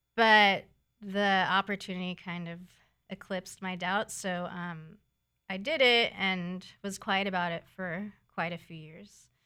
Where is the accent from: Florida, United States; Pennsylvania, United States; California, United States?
California, United States; San Diego; I'm from San Diego